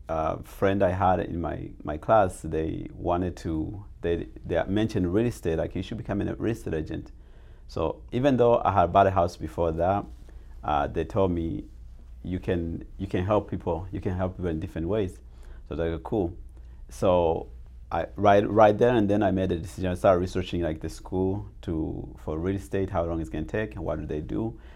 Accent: Arizona, United States; English is a second language; also born or lived in Tanzania; I came to America when I was 14, and even though I've been here for 22 years, even though I grew up in Arizona

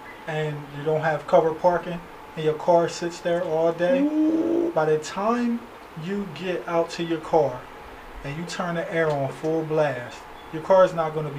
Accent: New Jersey, United States; moved away as an adult; now in Arizona, United States; I grew up in New Jersey my entire life.

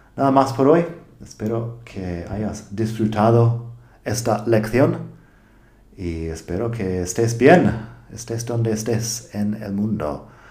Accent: United States; accent: American English; Spanish is a second language; now in Spain; soy de Estados Unidos

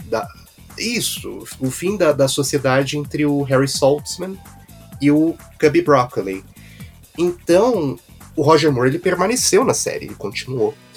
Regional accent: Brazil; nós que, que somos é, brasileiros

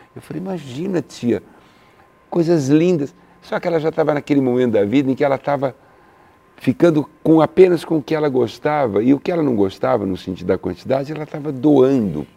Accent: São Paulo, Brazil; eu sou italiano, de São Paulo

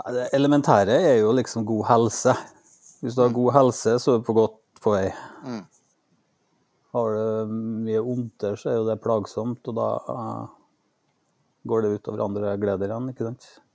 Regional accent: Norway; jeg er født og oppvokst i Norge

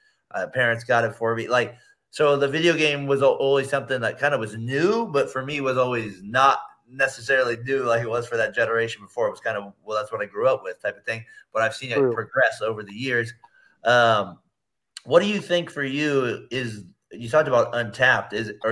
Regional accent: California, United States; I'm from California. It's never been out. My family's originally from Missouri

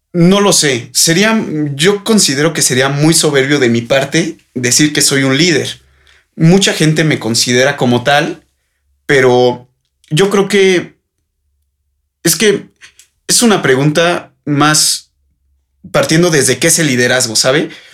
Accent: Mexico; los jóvenes somos el futuro de México

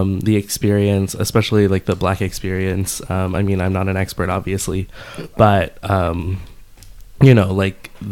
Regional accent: Dallas, Texas, United States; now in New York, United States; I'm based in New York, but I'm from Dallas

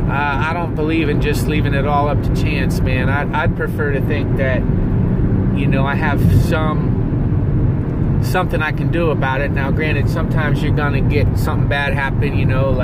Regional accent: Covington, Ohio, United States; now in Los Angeles, United States; my hometown of Covington, Ohio

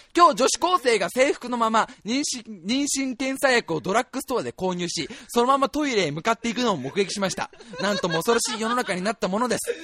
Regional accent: Kanto, Japan; 僕たち関東なんですよ

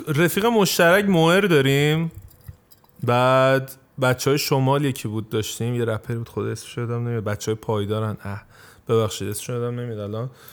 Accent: Tehran, Tehran Province, Iran; accent: Tehrani; also born or lived in Isfahan; now in Turkey; من خودم بچه تهران نیستم میگم من اصفهانی

